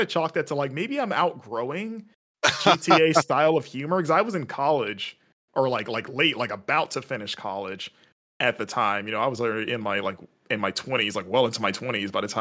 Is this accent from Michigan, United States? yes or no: no; West Palm Beach, Florida, United States; also born or lived in Fort Lauderdale; I grew up in South Florida in West Palm Beach